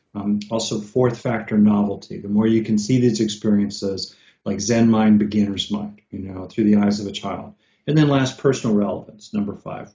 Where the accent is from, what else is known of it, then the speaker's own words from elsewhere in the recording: California, United States; I'm from California